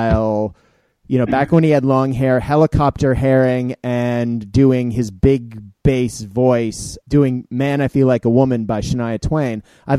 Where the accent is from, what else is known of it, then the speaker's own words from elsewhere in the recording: Japan; a good chunk of that has come from my time growing up in Japan